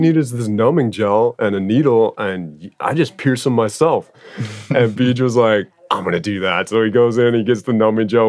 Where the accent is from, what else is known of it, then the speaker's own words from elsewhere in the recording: Oahu, Hawaii, United States; We grew up on Oahu together